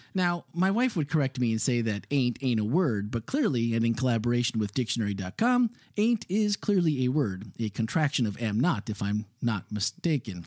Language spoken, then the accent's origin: English; Midwest, United States; now in Florida, United States; growing up in the Midwest where you have a basement.